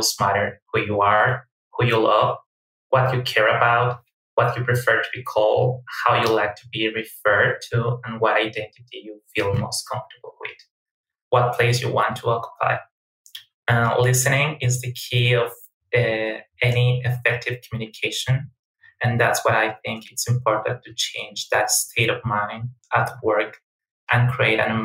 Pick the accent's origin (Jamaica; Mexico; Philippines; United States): Mexico; I was born in Mexico